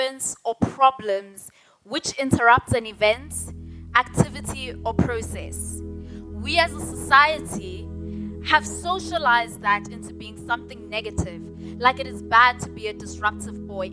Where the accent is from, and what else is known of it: South Africa